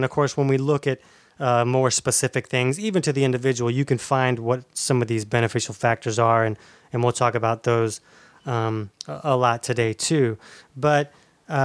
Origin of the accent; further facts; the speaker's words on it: Orange Park, Florida, United States; I'm from Orange Park, Florida.